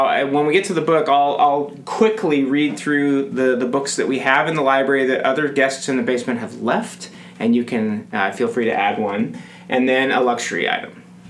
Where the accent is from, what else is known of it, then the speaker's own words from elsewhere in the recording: California, United States; moved away as an adult; now in Minnesota, United States; We're both from California.